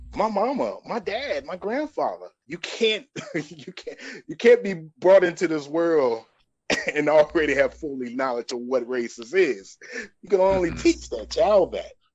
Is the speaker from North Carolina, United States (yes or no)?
yes; Greenville, North Carolina, United States; moved away as an adult; also born or lived in Georgia; I'm from Greenville, North Carolina, home of East Carolina University